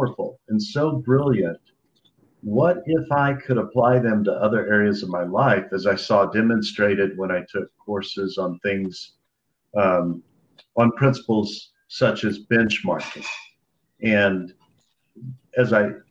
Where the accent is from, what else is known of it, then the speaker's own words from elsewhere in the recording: Dallas, Texas, United States; Dallas, Texas, my hometown